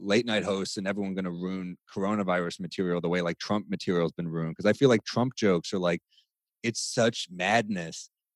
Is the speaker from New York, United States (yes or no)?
yes; New York City, New York, United States; I'm a native New Yorker